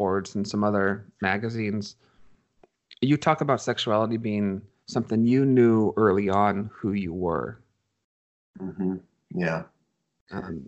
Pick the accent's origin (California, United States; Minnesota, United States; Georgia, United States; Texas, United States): California, United States; I grew up in California